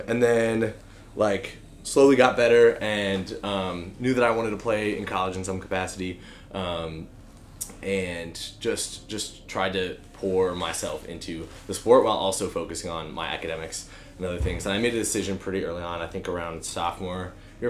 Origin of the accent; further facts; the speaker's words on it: Portland, Oregon, United States; also born or lived in Nashville; now in Bend, United States; I grew up on the West Coast in Portland area